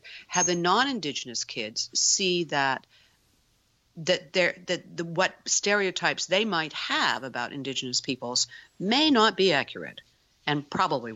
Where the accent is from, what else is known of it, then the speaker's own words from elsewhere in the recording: United States; now in Canada; I'm an American, so I grew up with so much Americana